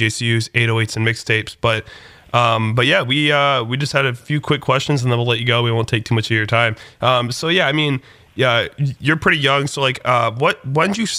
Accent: Detroit, Michigan, United States; now in Cleveland, United States; I'm from Detroit

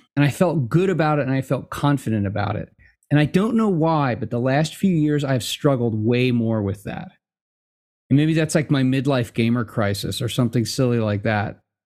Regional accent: United States; being American is 'cause we're all mutts here

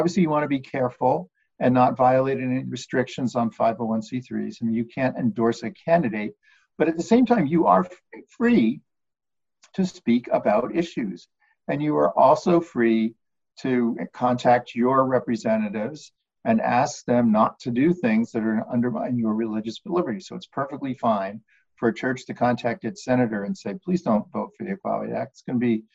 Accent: United States; we as American citizens

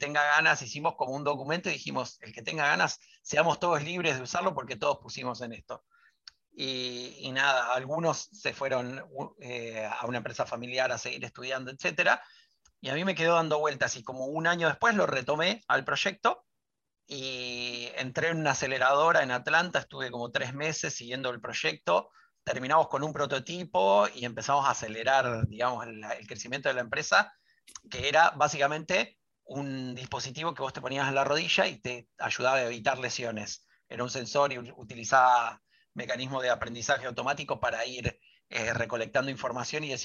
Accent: Rosario, Santa Fe, Argentina; Rosario, y ahí hice toda mi secundaria y soy como, o sea, mi, elección o, siempre que digo de dónde soy, soy de Rosario

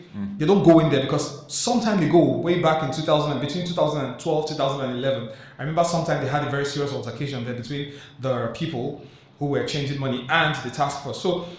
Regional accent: Port Harcourt, Rivers State, Nigeria; I grew up in Port Harcourt.

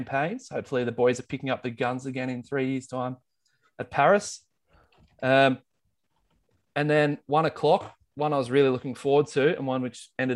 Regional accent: Australia; Australian Olympic nerds

